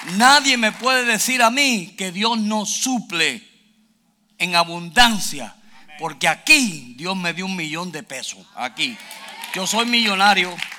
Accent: Puerto Rico; moved away; also born or lived in Houston, Texas; Yo soy original de Puerto Rico. Yo soy boricua.

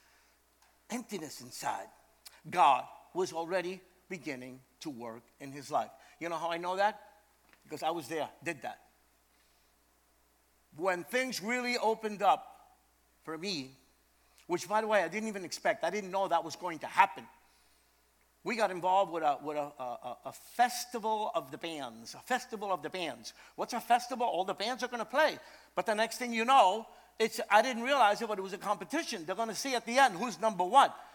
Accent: New York City, New York, United States; I was born in Brooklyn, New York, but my family's from Puerto Rico. My dad's from Manatee. My mother is from Arroyo, okay? And I got to know Puerto Rico when I was like 22 years old, something like that, because I spent my life in Brooklyn

